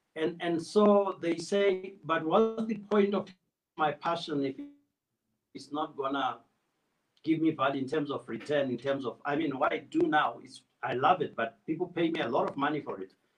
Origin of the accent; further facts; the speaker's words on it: Plumtree, Matabeleland South, Zimbabwe; also born or lived in Gweru, Zimbabwe; I was born close to the Botswana border, Plumtree.